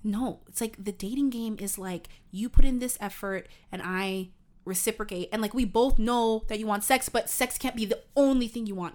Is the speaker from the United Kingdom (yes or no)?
no; Canada; I'm Canadian